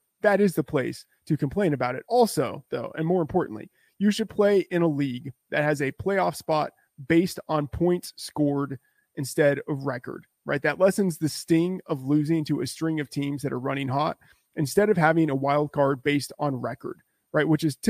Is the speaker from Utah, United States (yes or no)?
no; Texas, United States; I grew up in Texas, so I had a lot of it growing up and in college.